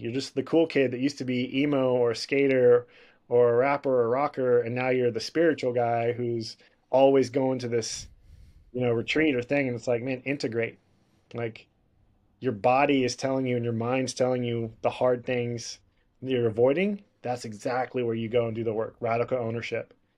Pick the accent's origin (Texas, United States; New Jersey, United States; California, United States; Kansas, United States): Texas, United States; Houston; I grew up breakdancing in Houston